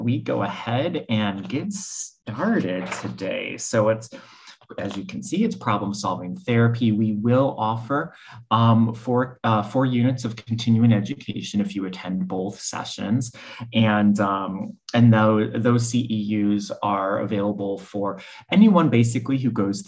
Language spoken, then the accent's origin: English; Cleveland, Ohio, United States; moved away as an adult; also born or lived in New Orleans / New York City; I'm originally from Cleveland. That's where I went to school